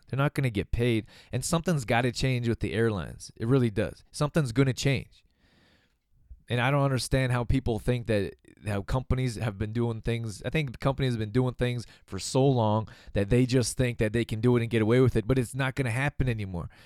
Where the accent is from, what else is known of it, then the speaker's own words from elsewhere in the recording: Calgary, Alberta, Canada; I'm from Calgary, Alberta, Canada